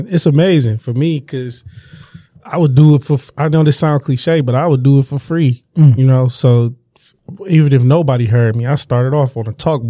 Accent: Detroit, Michigan, United States; I'm from the Lower East Side, but we call it downtown

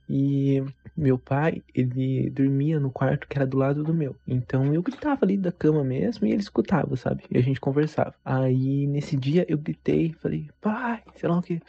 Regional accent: Sorocaba, São Paulo, Brazil; tenho 23 anos, sou de Sorocaba

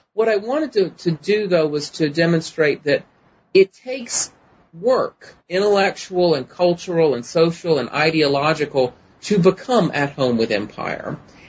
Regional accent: Germany; born there; I actually was not born in the U.S. I was born in Germany on an Air Force base.

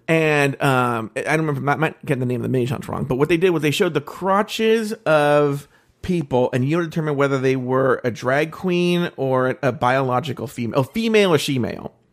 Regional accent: California, United States; like I I'm from the Bay Area and I figured this out.

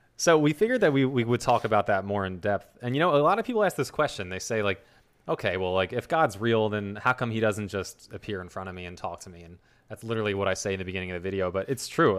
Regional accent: New Jersey, United States; accent: South Jersey; here in South Jersey, we kinda take the letter T and pronounce it like the letter D.

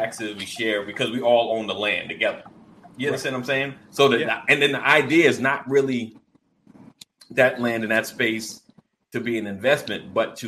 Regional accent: United States; as African American, Black Americans

